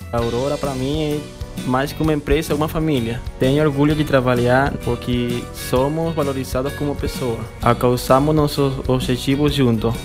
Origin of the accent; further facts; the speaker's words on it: Venezuela; now in Brazil; sou da Venezuela